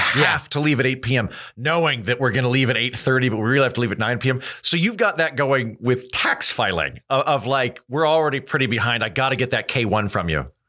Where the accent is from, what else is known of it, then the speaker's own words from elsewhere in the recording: Hawaii, United States; I have the wonderful privilege of being native Hawaiian